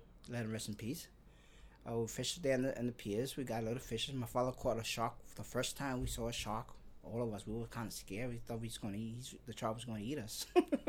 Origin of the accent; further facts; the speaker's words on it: New York City, New York, United States; also born or lived in Dyker Heights, Brooklyn; Yes, I was born in Park Slope, on Fifth Avenue in San Marcos.